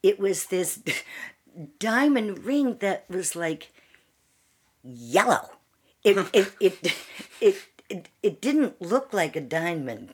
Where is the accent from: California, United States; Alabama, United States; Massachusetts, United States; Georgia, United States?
Massachusetts, United States; Worcester; I was born in Worcester, Massachusetts.